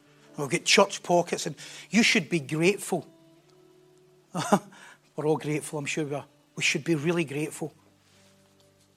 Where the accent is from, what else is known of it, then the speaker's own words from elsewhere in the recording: North Lanarkshire, Scotland, United Kingdom; accent: North Lanarkshire; my North Lanarkshire accent